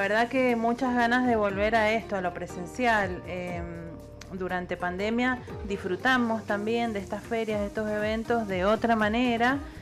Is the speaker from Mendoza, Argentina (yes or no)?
yes; Mendoza, Argentina; como mendocina